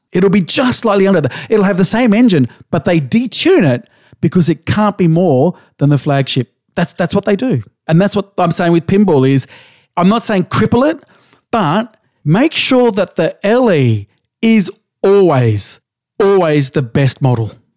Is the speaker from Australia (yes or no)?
yes; Australia; I grew up in Australia in the seventies